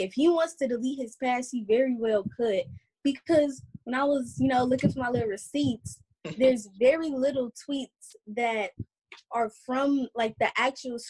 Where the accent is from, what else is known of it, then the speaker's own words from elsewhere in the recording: Chicago, Illinois, United States; I'm from the South Side of Chicago